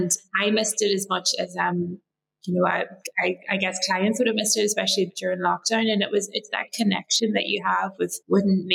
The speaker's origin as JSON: {"language": "English", "country": "Ireland", "also_born_or_lived": "Australia", "moved": "as an adult", "said": "I moved back to Ireland, I think I'm home now"}